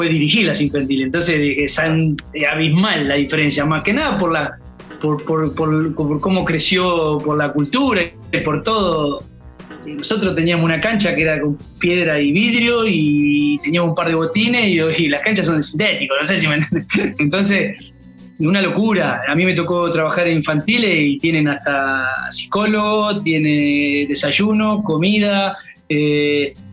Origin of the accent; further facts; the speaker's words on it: Lanús, Buenos Aires Province, Argentina; born there; la verdad yo nací en Lanús